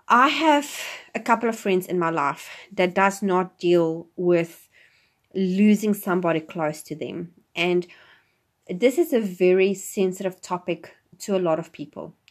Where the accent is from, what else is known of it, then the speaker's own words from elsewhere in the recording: South Africa; moved away as an adult; now in New Zealand; I'm originally from South Africa, and I live in New Zealand now